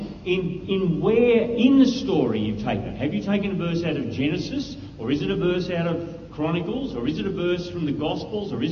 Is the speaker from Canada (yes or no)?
no; Australia; I'm an Aussie